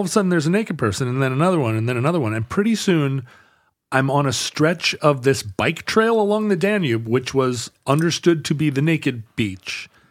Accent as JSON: {"language": "English", "region": "Alberta", "country": "Canada", "said": "I'm from Alberta, but I cannot stop."}